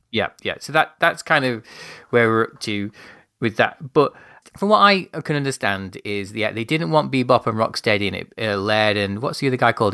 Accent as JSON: {"language": "English", "country": "United Kingdom", "said": "I'm being a British gentleman"}